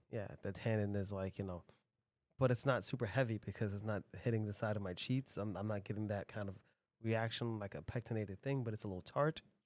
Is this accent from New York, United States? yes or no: yes; New York, United States; I'm from New York. All, all we have in New York is tall buildings, concrete, and displaced people